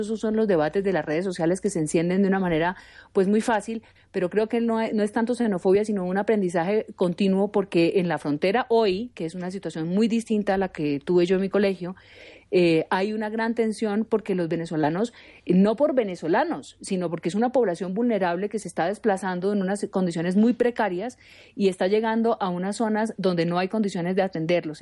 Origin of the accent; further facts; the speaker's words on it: Pamplona, Norte de Santander, Colombia; Yo soy de la frontera, yo soy de Pamplona, norte de Santander, y convivimos con venezolanos desde chiquitos